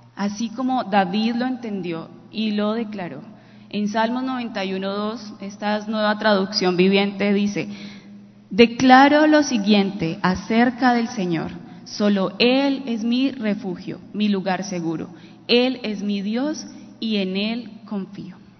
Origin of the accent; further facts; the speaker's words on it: Quinchía, Risaralda, Colombia; moved away; also born or lived in Pereira; de mi pueblo, que es un pueblo hermoso, Quinchilla Risaralda, y nos tocó irnos de allí para Pereira